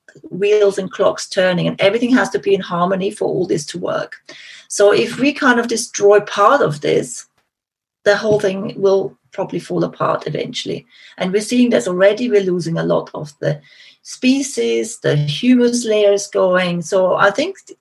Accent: Austria; accent: Austrian; moved away; I'm originally from Austria, so my accent maybe is a giveaway.

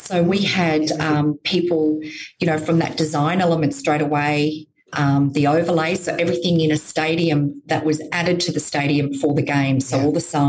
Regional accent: Gold Coast, Queensland, Australia; I was born on the Gold Coast

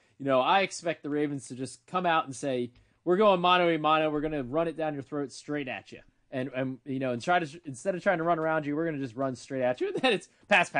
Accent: Ohio, United States; I grew up in Ohio. I've seen this story before.

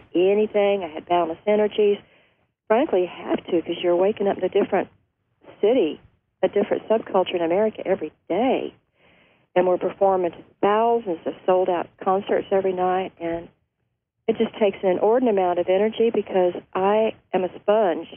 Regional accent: Ashland, Kentucky, United States; now in Leipers Fork, United States; In my pocket of the world, Appalachia, I'm from Ashland, Kentucky

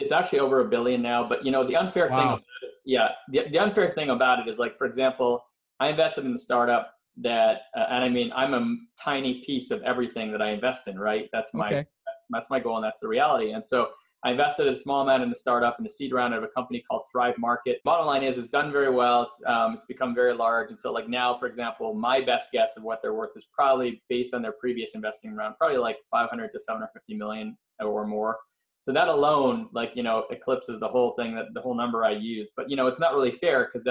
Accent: Montreal, Quebec, Canada; moved away as an adult; also born or lived in Philadelphia, United States; now in Los Angeles, United States; I am originally from Montreal, Canada. I moved out to US in 98, so it's been a while now

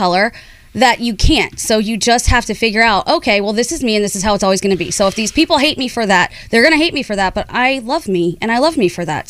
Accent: Ohio, United States; being Indian and growing up in Ohio

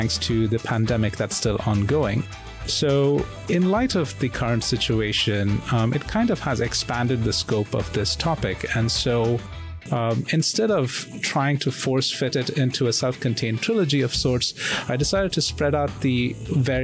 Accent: India; now in Singapore; I'm an Indian expat living in Singapore

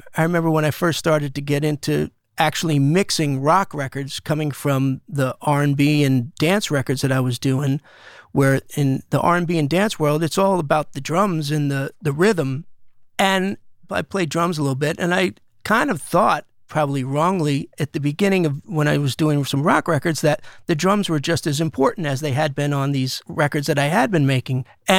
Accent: East Coast, United States; I wasn't a huge … fan growing up on the East Coast because … was more of a West Coast thing

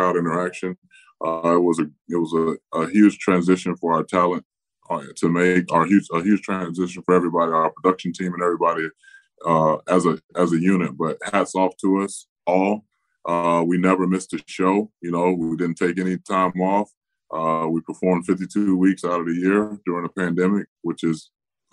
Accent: Tampa, Florida, United States; my hometown of Tampa Bay

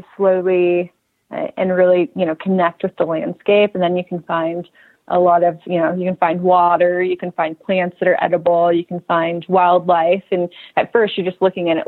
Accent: Southern California, United States; I grew up in Southern California

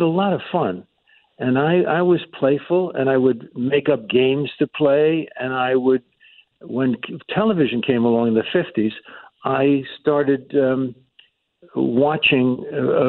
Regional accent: Yonkers, New York, United States; I grew up in Yonkers, New York

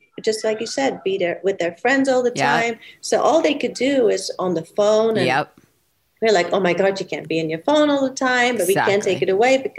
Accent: Belgium; moved away; I was from Belgium

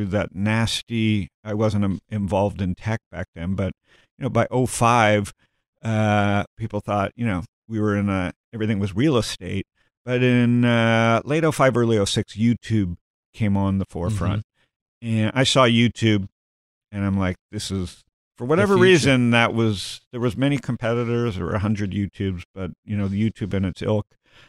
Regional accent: Toronto, Ontario, Canada; You know, I grew up in Toronto, and I grew up, I'm born in 65.

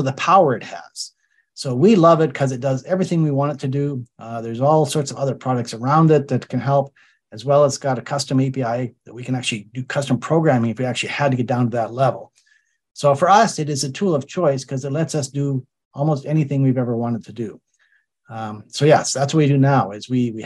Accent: Calgary, Alberta, Canada; I grew up in Calgary, which is an oil and gas town.

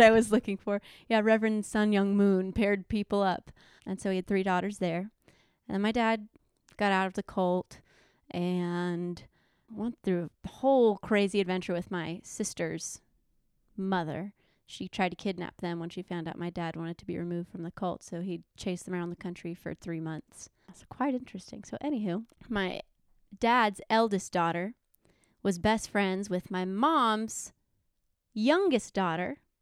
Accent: Panama City, Florida, United States; moved away as an adult; now in Alabama, United States; I was born and raised there

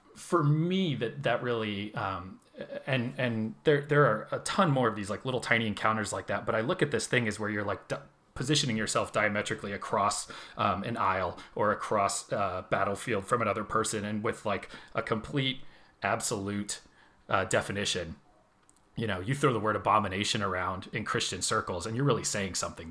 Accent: Phoenix, Arizona, United States; moved away as an adult; now in Seattle, United States; I am from Phoenix, Arizona originally. Spent the vast majority of my life there so far.

